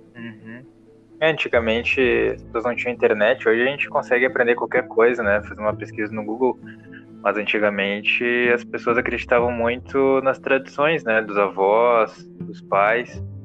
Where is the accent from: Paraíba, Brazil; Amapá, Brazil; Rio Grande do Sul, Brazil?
Rio Grande do Sul, Brazil; Porto Alegre; also born or lived in João Pessoa; nós somos de Porto Alegre